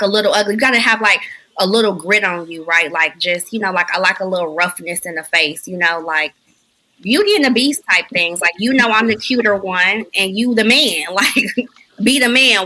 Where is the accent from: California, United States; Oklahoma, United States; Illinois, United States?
Illinois, United States; Chicago; moved away as an adult; now in Virginia, United States; I'm from Chicago